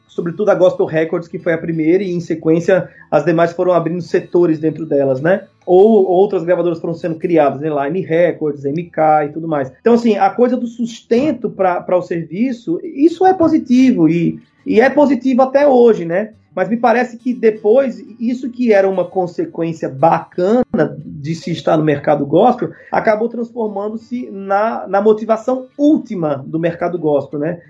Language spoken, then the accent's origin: Portuguese; Brazil; que formou a gente enquanto brasileiro